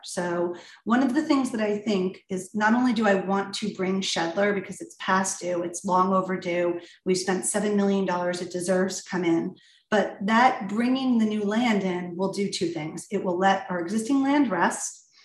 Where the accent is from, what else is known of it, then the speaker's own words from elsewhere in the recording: Ridgewood, New Jersey, United States; moved away as an adult; I was born in Ridgewood, raised in Ridgewood, uh, and moved back here to raise my own family